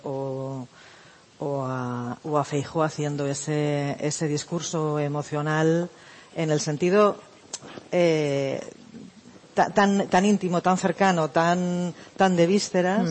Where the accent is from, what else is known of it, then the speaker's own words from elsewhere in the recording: Barcelona, Catalonia, Spain; moved away; yo soy de Barcelona, entonces eh, llegué después del referéndum del 1 de octubre a, a, casa de mis padres